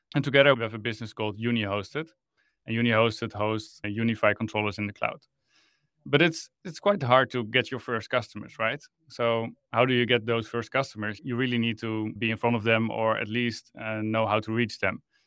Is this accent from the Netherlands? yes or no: yes; Netherlands; I'm from the Netherlands. I live in Amsterdam